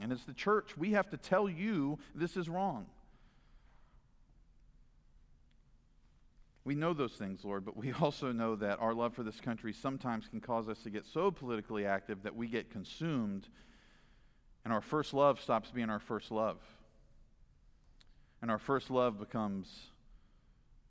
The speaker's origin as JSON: {"language": "English", "region": "Virginia", "country": "United States", "tie": "born or raised there", "said": "in the great state of Virginia"}